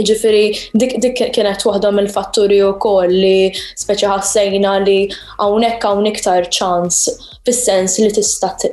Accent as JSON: {"language": "Maltese", "town": "Qormi", "country": "Malta", "said": "Jena mill minħal ormi. Ormija hi."}